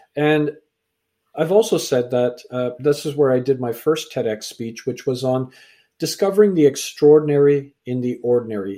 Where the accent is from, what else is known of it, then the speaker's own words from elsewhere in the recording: Canada; also born or lived in England; I was born in England, raised in Canada